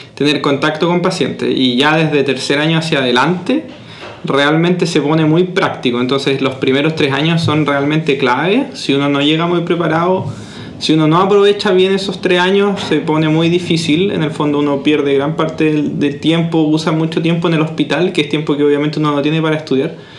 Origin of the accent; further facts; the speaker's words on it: La Unión, Los Ríos, Chile; moved away as an adult; also born or lived in Santiago, Chile; también soy de la Unión, unionino